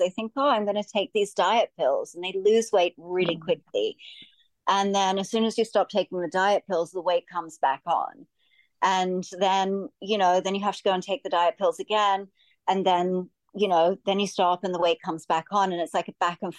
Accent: Australia; moved away as an adult; We're both from Australia.

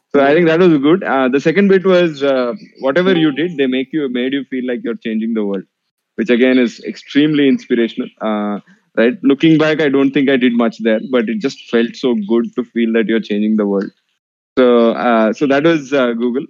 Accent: Hyderabad, Telangana, India; also born or lived in Vellore; I was born and brought up in Hyderabad

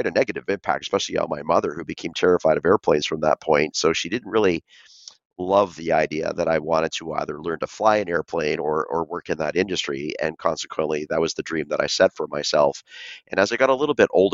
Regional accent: Vancouver, British Columbia, Canada; So I was born and raised in Vancouver, Canada

